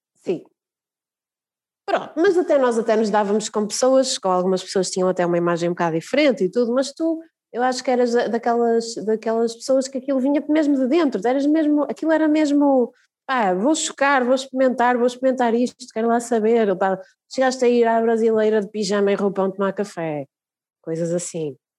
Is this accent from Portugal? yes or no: yes; Braga, Norte, Portugal; quando nós crescemos cá em Braga